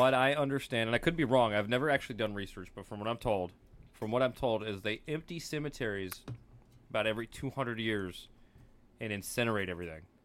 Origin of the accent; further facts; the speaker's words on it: United States; I'm not Scottish American, I'm just American